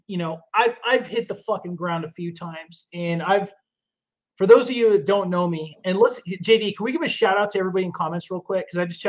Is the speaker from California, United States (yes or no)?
yes; Humboldt County, California, United States; now in San Diego, United States; So I've lived in both, but I was born and raised in California. I was born and raised in Humboldt County, which is a small logging town. But the funniest part is that I was actually raised around a lot of cowboys.